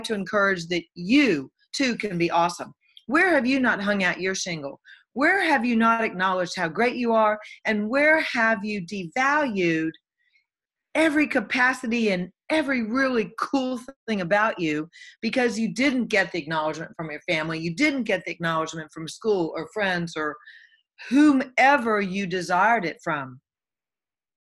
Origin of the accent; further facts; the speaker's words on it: the Bible Belt, United States; I came from Bible Belt. You go to church or you're going to hell. This is all there is. When you die, you go down in the grave. You're boom, you're buried, and you rot. Now, mostly that was how I was raised